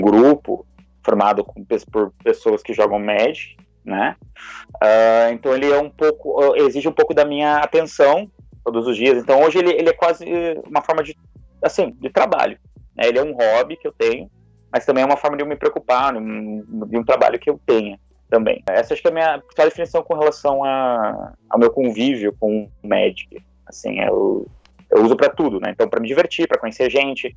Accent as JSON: {"language": "Portuguese", "town": "Curitiba", "region": "Paraná", "country": "Brazil", "said": "eu sou de Curitiba"}